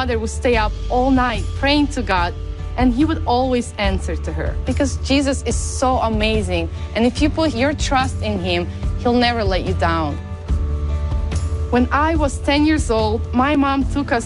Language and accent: English; Ukraine; I'm from Ukraine